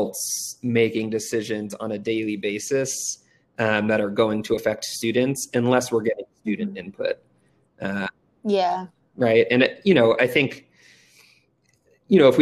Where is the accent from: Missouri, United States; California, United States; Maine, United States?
California, United States; Redondo Beach; moved away as an adult; now in Denver, United States; I grew up in Redondo Beach, California, and it's Southern California